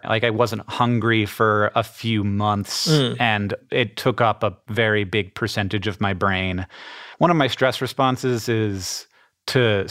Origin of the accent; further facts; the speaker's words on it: Orlando, Florida, United States; now in Missoula, United States; I grew up in Orlando, Florida with me and my brother and my parents